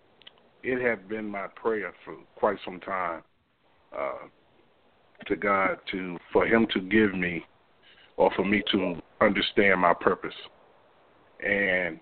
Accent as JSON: {"language": "English", "town": "Hampton", "region": "Virginia", "country": "United States", "tie": "born or raised there", "said": "I was born and raised in Hampton. I've been here all my life."}